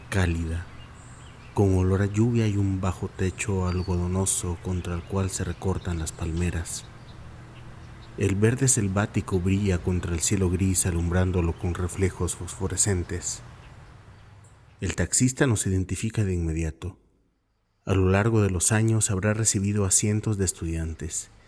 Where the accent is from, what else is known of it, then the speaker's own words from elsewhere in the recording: Guatemala; Vengo de Guatemala, uno de esos países que fueron paraísos de la ultraderecha militarista y que la Guerra Fría unió karmáticamente